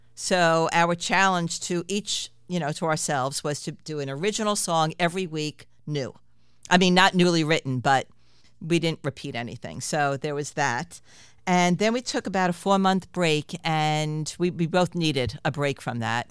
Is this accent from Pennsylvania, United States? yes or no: no; New York City, New York, United States; I grew up in Queens